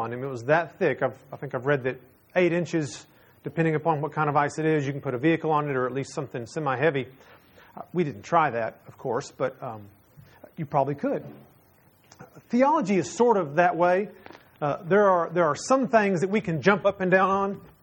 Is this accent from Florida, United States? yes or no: no; Texas, United States; I'm from Texas